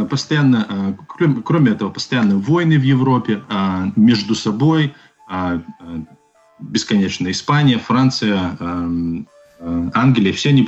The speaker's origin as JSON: {"language": "Russian", "country": "Belarus", "said": "Мы как белорусы"}